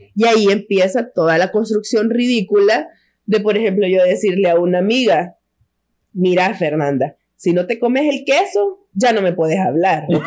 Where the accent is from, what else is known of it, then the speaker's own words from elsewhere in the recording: El Salvador; somos tres, tres mujeres salvadoreñas